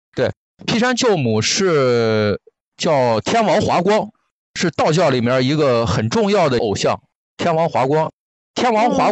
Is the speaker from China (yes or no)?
yes; Qingdao, Shandong, China; 我家就是青岛的嘛，小的时候我妈妈单位组织春游